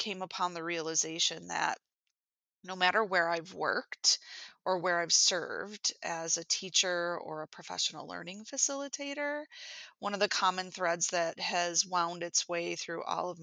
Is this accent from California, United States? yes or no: no; Buffalo, New York, United States; I am from Buffalo, New York, where I am an instructional designer